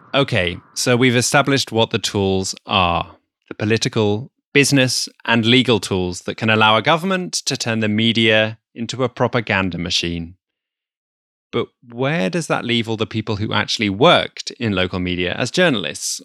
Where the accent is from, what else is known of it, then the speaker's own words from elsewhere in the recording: Netherlands; my home country, the Netherlands